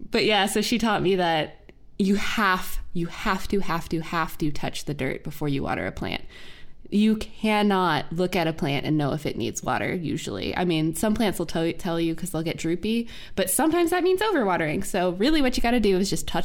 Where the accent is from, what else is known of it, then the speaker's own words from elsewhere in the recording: North Carolina, United States; I'm from North Caroliniania.